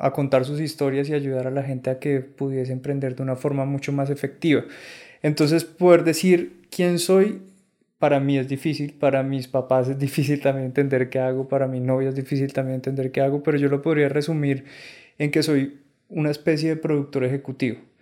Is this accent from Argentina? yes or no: no; San Andrés and Providencia, Colombia; moved away; also born or lived in Bogotá; yo soy de San Andrés Islas